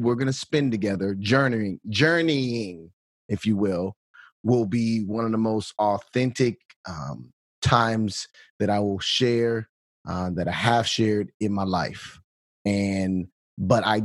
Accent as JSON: {"language": "English", "town": "Bolingbrook", "region": "Illinois", "country": "United States", "tie": "born or raised there", "also_born_or_lived": "Chicago, Illinois / Akron, Ohio", "said": "Born and raised in the Chicagoland area, born in actually in a hospital on the west side of Chicago, St. Anne's, but grew up in Bolingbrook, Illinois"}